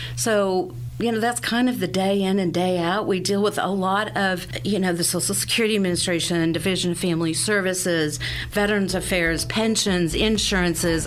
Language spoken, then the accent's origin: English; Sedalia, Missouri, United States; I am a native Sedalian. I was born and raised here in Sedalia